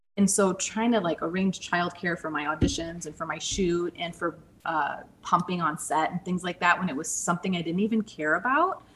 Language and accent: English; St. Louis, Missouri, United States; now in Scottsdale, United States; I'm originally from St. Louis